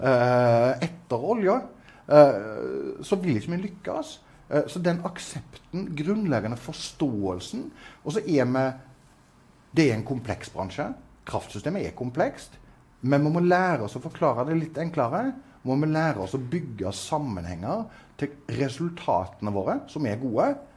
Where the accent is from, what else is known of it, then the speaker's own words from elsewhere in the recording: Southwestern Norway, Norway; Jeg vokste opp på Sør-Vestlandet